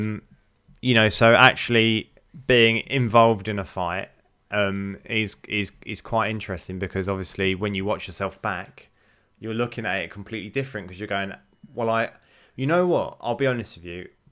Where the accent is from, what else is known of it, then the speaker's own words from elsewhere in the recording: United Kingdom; I felt like being British was, was a sort of very sort of proud moment during them Olympics